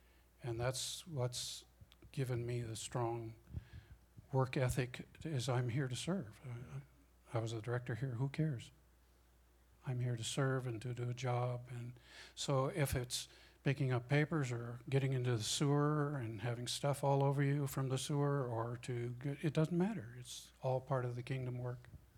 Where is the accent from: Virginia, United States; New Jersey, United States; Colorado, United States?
Colorado, United States; I was from Colorado. I'd never been into L.A. in my life.